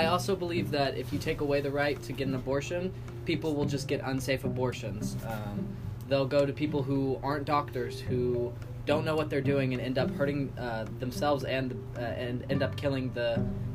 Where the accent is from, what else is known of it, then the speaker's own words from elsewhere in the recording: Fort Worth, Texas, United States; moved away; also born or lived in New York; I grew up in Fort Worth for a fair amount of time, and then I live a lot of time in New York